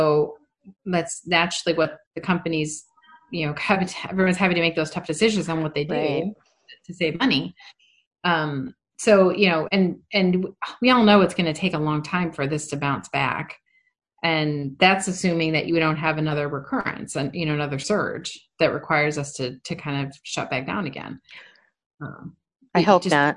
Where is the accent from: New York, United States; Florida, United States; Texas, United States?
New York, United States; Rochester; moved away; my sister who lives in, Rochester, New York, my hometown